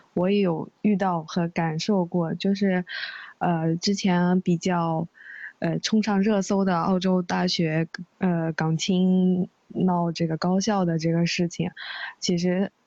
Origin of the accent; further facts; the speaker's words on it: China; moved away as an adult; 我们中国人